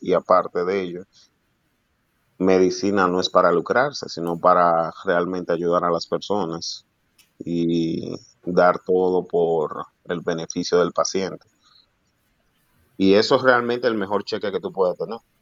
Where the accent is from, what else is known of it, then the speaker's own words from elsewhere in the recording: Dominican Republic; also born or lived in United States; yo quería ejercer la medicina para ayudar al, a mi pueblo, realmente, el dominicano